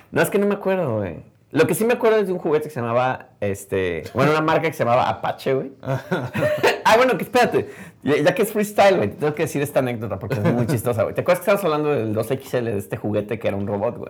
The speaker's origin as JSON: {"language": "Spanish", "country": "Mexico", "said": "Como soy mexicano"}